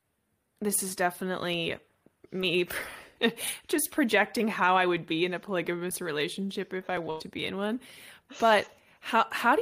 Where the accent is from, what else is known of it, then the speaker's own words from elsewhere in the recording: Sydney, New South Wales, Australia; now in Los Angeles, United States; I am from Sydney in Australia